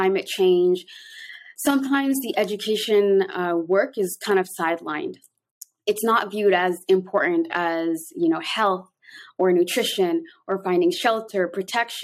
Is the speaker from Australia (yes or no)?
no; Canada; moved away as an adult; also born or lived in Toronto, Canada / Somalia; now in Mogadishu, Somalia; I'm both Canadian and Somali.